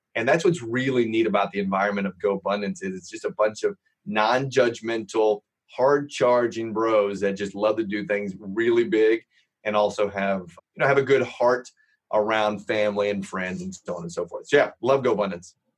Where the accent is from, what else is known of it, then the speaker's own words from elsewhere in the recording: Los Angeles, California, United States; also born or lived in Indiana; I grew up in Los Angeles